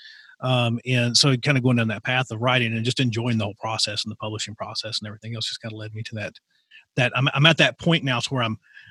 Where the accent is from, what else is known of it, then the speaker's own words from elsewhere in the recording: Appalachia, United States; my experience growing up in Appalachian